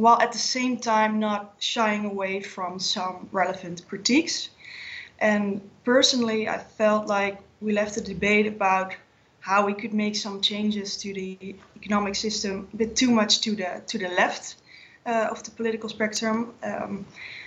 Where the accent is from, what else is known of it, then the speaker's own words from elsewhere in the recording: eastern Netherlands, Netherlands; English is a second language; moved away as an adult; also born or lived in Leiden, Netherlands; now in The Hague, Netherlands; I am from the Netherlands. I'm 29 years old. I grew up more in the east part of the Netherlands.